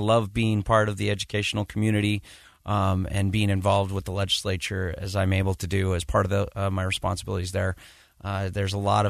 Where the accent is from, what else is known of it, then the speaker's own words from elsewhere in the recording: Utah, United States; I am from Utah.